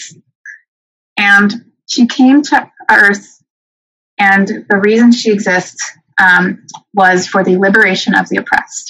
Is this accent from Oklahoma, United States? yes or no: no; Renton, Washington, United States; I grew up in Renton, and it's not a white city. I went to the Kent School District